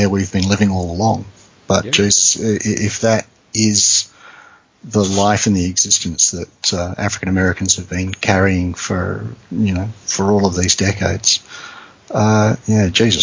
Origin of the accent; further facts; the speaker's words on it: Rockingham, Western Australia, Australia; accent: Australian; moved away as an adult; now in northern Western Australia, Australia; I've come up from Perth. You know, I've come up from 1,500, 1,600 kilometres away.